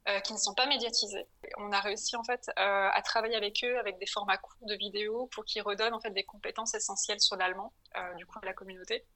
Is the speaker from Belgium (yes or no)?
no; Paris, Île-de-France, France; moved away as an adult; also born or lived in Berlin, Germany; now in Hamburg, Germany; je suis française, j'ai grandi en France à Paris